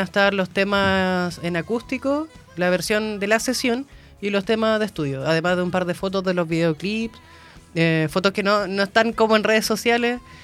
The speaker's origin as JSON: {"language": "Spanish", "town": "Coelemu", "region": "Ñuble", "country": "Chile", "moved": "as an adult", "lives_now": "Concepción, Chile", "said": "yo soy de Coelemo. Eh, de Ñuble"}